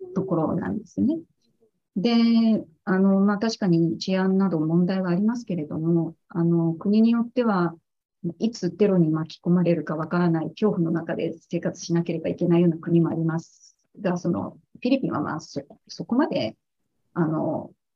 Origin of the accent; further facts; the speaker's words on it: Japan; moved away as an adult; now in Philippines; 海外で仕事をしているあの日本人